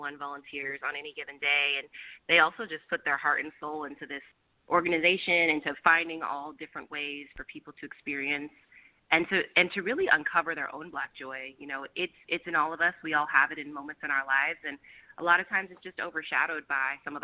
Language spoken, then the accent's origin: English; Roseville, California, United States; now in Oakland, United States; I'm actually from Sacramento area, a town called Roseville